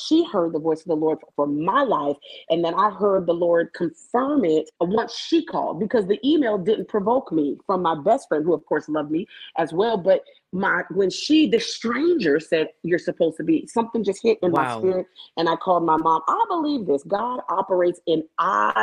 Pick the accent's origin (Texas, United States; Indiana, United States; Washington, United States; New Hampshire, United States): Washington, United States; Tacoma; moved away as an adult; now in Birmingham, United States; I'm from Tacoma, Washington. It is about 30 minutes south of Seattle. But guess what? I currently live in Birmingham, Alabama